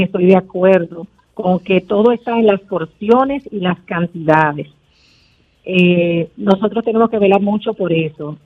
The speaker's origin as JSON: {"language": "Spanish", "town": "San Juan de la Maguana", "region": "San Juan", "country": "Dominican Republic", "said": "Yo soy de San Juan de la Maguana"}